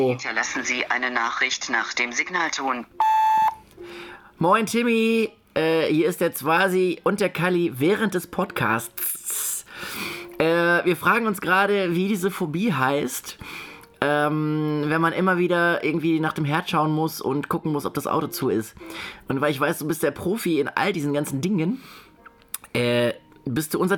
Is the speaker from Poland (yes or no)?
yes; Poland; German is a second language; als Pole, Gebürtiger, kann man das.